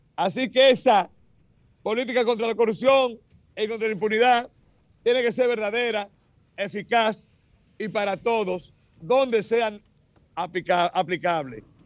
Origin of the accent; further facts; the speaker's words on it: Dominican Republic; Nosotros los dominicanos